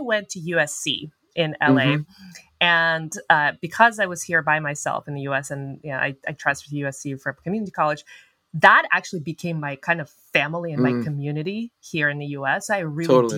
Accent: Almaty, Kazakhstan; moved away; Almaty, my hometown where I was born and raised

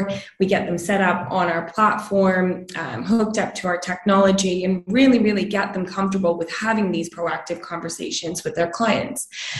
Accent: Canada; moved away as an adult; now in London, United Kingdom; So I grew up in Canada, as you can probably tell by the accent.

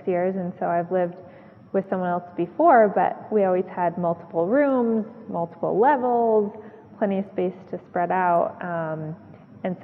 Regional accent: outside Detroit, Michigan, United States; moved away as an adult; also born or lived in Watertown, Massachusetts; I'm originally from Michigan, outside Detroit

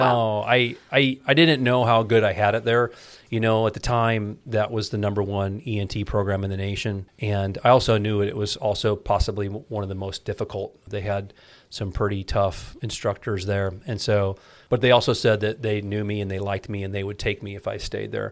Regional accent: Ames, Iowa, United States; now in Clive, United States; I was born in Ames, Iowa. And I'm a uh, born and raised Iowa kid.

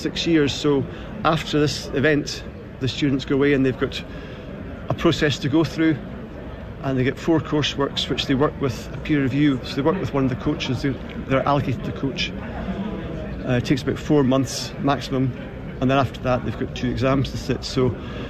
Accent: Edinburgh, Scotland, United Kingdom; I'm from Edinburgh in Scotland.

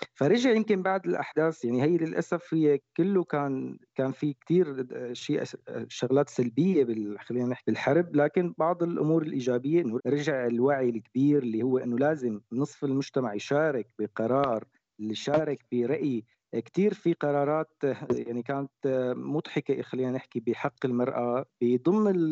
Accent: Syria; عندنا بسوريا

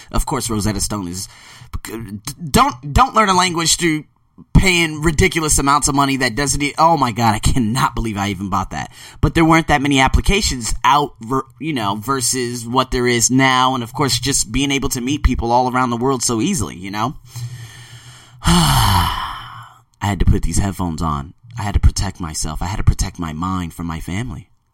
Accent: Las Vegas, Nevada, United States; moved away as an adult; also born or lived in Melbourne, Australia / Sydney, Australia; Born and raised in Las Vegas

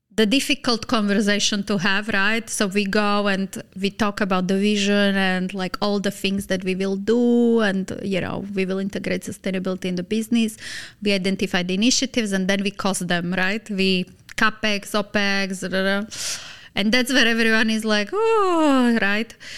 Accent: Slovakia; moved away as an adult; also born or lived in Lebanon / Dubai; Slovakia, my home country

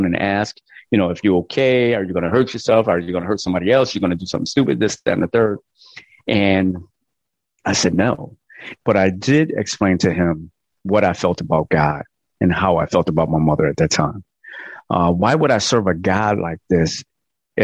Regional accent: Connecticut, United States; I'm from Connecticut and I seen my mother go to work and snow up to her knees

